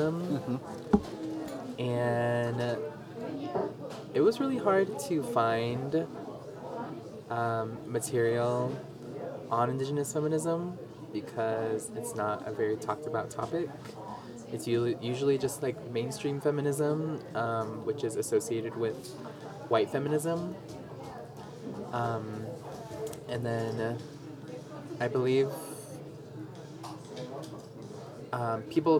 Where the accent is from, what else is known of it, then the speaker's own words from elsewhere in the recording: Big Mountain and Black Mesa region, Arizona, United States; now in Flagstaff, United States; I currently reside in Flagstaff. But I'm originally from the Big Mountain and Black Mesa region